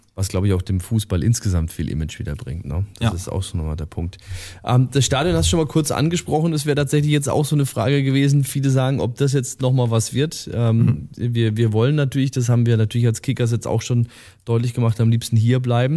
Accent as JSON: {"language": "German", "town": "Estenfeld", "region": "Bavaria", "country": "Germany", "said": "Estenfeld, wo ich herkomme, ist noch ein bisschen größer als Distelhausen"}